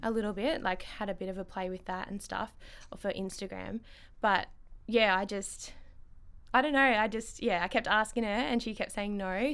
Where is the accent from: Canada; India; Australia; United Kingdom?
Australia; Ballarat, Victoria; Ballarat born and bred